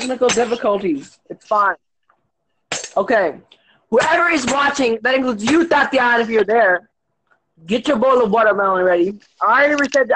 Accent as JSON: {"language": "English", "region": "North Carolina", "country": "United States", "also_born_or_lived": "West Kentucky", "said": "I come from North Carolina. And I was born in West Kentucky"}